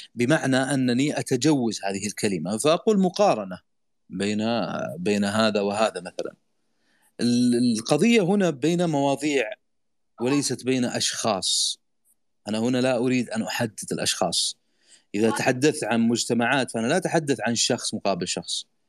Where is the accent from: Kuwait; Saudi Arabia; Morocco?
Saudi Arabia; عندنا في السعودية